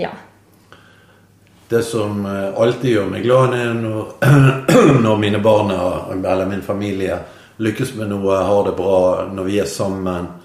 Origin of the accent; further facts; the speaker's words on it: Bergen, Vestland, Norway; moved away as an adult; now in Nordhordland, Norway; jeg er jo bergenser. Mm. Så vi Jeg er født og oppvokst i byen